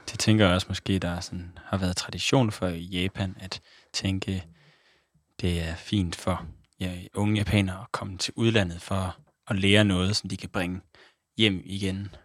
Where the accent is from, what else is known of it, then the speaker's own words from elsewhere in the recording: Denmark; født i Danmark